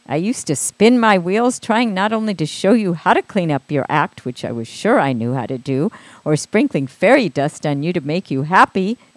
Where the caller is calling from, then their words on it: Pasadena, California, United States; Oh, pa- Pasadena.